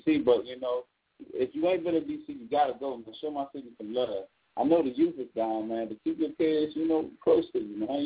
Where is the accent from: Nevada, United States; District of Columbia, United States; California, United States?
District of Columbia, United States; Washington; I'm from Washington, D.C. I am D.C., man